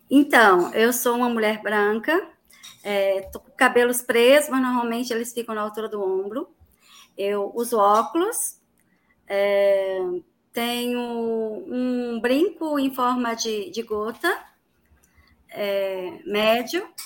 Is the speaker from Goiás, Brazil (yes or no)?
yes; Catalão, Goiás, Brazil; sou de Catalão, Goiás, né, centro-oeste de, de, do estado de Goiás